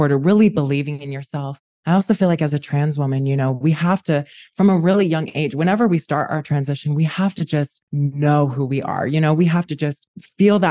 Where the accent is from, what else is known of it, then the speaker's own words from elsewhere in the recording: Utah, United States; moved away as an adult; now in New York, United States; I am a New Yorker born in Utah